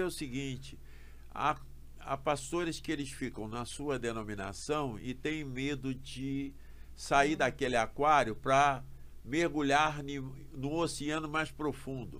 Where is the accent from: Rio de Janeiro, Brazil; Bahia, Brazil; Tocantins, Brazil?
Rio de Janeiro, Brazil; Eu sou carioca, nascido em Botafogo, criado no bairro de São Francisco Xavier, num subúrbio do Rio